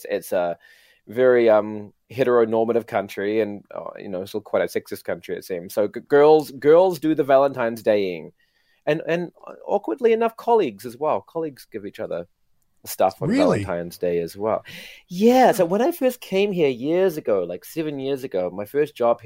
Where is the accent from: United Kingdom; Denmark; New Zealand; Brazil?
New Zealand; now in Japan; I'm from New Zealand